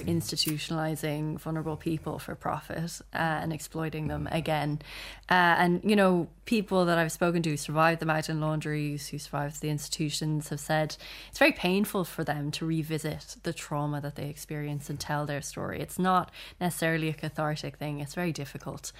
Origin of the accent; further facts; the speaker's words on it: Ireland; we're also, like, proud to be Irish